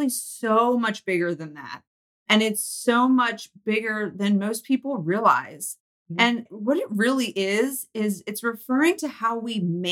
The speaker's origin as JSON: {"language": "English", "town": "Lancaster", "region": "Pennsylvania", "country": "United States", "tie": "born or raised there", "said": "I grew up in Lancaster, Pennsylvania, and I now live"}